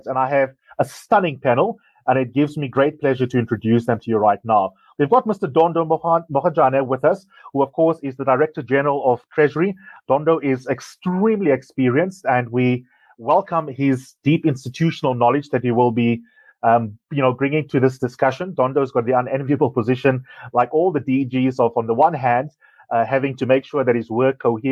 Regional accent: South Africa; as a South African

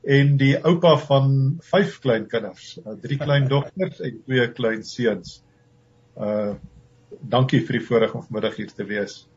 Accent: South Africa; ons as as as blanke Suid-Afrikaners

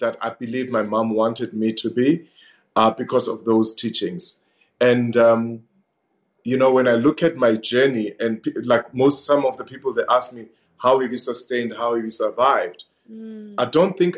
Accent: Vosloorus, Gauteng, South Africa; growing up in Fos Loras with my sister's influence

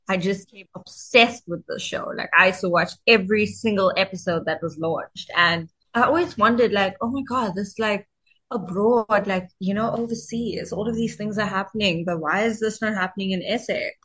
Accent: Durban, KwaZulu-Natal, South Africa; also born or lived in Johannesburg; my hometown is Durban, KwaZulu Natal.

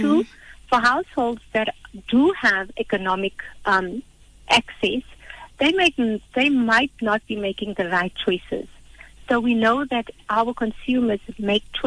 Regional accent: South Africa; for us as a South African population

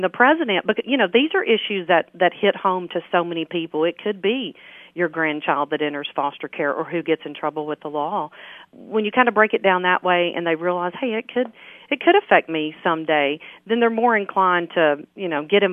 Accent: Overton, Tennessee, United States; moved away; I'm originally from Overton, and when I moved back here in 2008

